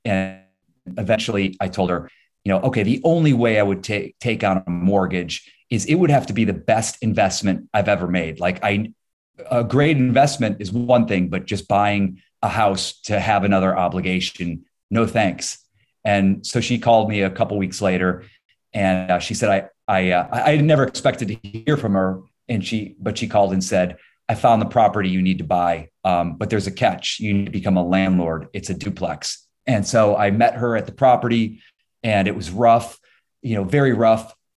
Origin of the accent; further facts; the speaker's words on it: Ohio, United States; moved away as an adult; also born or lived in New York; now in Los Angeles, United States; Born and raised in Ohio, uh, I now live in Los Angeles